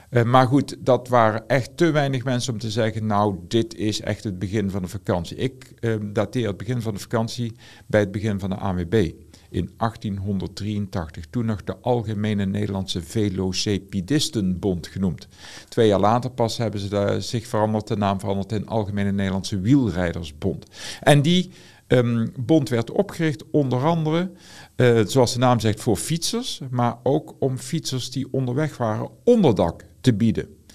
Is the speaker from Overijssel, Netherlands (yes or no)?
no; Aarle-Rixtel, North Brabant, Netherlands; Ik kom zelf uit Aalriksel. Die hadden allemaal een brommer. En ik was de enige zonder brommer. Ik kom uit een zwaar ongemotoriseerd gezin.